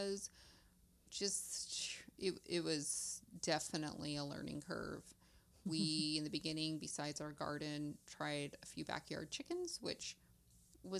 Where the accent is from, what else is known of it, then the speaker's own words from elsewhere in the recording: Eastern Oregon, United States; I grew up not too far away in a larger town